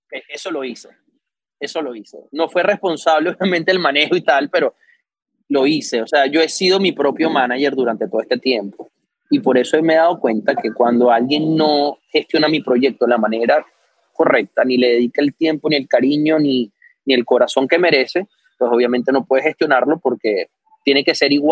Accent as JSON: {"language": "Spanish", "country": "Venezuela", "moved": "yes", "said": "yo llegué de Venezuela con todo, me alquilé el apartamento, me compré un carrito para empezar las clases y tal."}